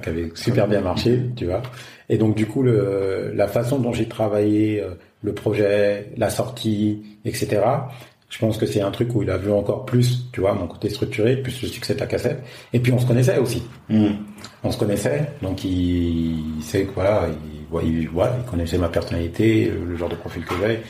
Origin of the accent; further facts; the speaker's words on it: France; moved away as an adult; now in Africa; en tant que Français